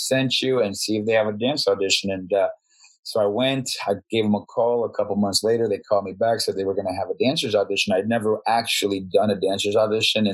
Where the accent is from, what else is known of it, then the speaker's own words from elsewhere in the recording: Bogotá, Colombia; now in Las Vegas, United States; I grew up in Bogota, Colombia